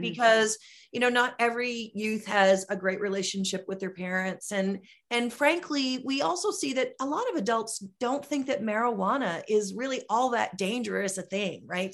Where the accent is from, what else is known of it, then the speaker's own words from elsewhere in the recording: Wisconsin, United States; my home state of Wisconsin